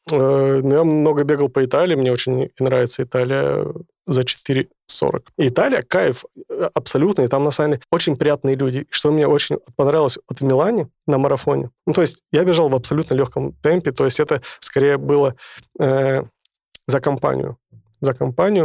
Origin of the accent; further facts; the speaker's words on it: Sakhalin Oblast, Russia; moved away; в детстве я жил на Сахалине